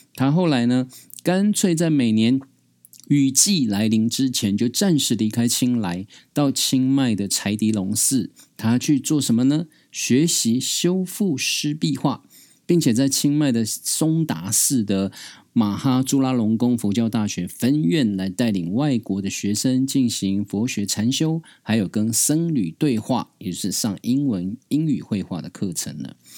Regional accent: Taiwan; 我这样从小在山林里面长大的泰雅族孩子

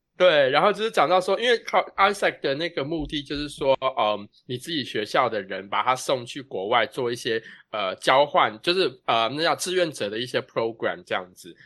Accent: Taiwan; 我们台湾人

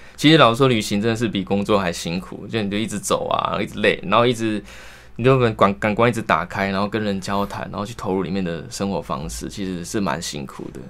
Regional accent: Kaohsiung, Taiwan; moved away as an adult; also born or lived in northern Taiwan; 我是高雄人

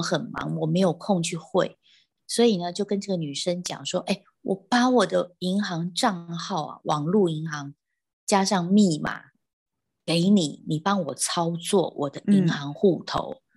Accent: Taiwan; 我们台湾人的这个 speaking English 一定是，有时候就是比较有我们的台式口的音

